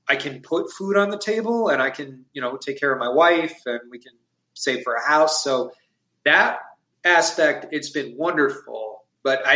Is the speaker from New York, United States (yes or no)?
yes; Long Island, New York, United States; moved away as an adult; now in North Carolina, United States; my wife and I, we're both originally from Long Island, New York, and we had moved to North Carolina about a little over 2 years ago